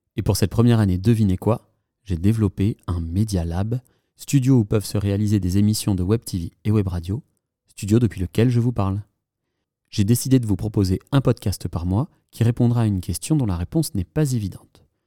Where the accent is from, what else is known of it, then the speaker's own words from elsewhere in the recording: France; moved away as an adult; also born or lived in western France; now in Morocco; j'ai quitté la France, ma région, ma maison et mon job